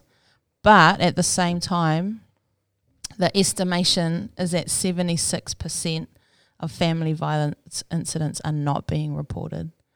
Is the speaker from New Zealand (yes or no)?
yes; Rotorua, Bay of Plenty, New Zealand; moved away as an adult; also born or lived in Palmerston North; now in Auckland, New Zealand; I grew up in Rotorua um, until I was 19, and then I moved to Palmerston North for a few years, and then I pretty much moved to Auckland after